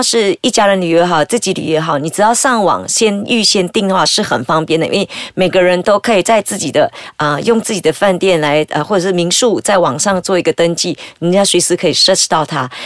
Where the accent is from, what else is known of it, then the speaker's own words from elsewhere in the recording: northern Peninsular Malaysia, Malaysia; moved away; 那尤其是我老家在北部，所以我常常会开车往北部走